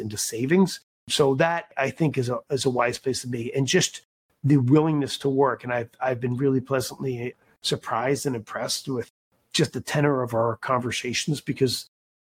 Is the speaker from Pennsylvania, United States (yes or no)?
yes; Philadelphia, Pennsylvania, United States; moved away as an adult; also born or lived in Wisconsin; I grew up in Philadelphia